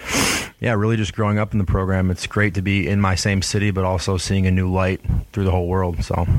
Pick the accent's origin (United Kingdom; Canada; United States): United States; Connecticut; born there; No, actually, I was born out in Connecticut, I'm a Pats fan.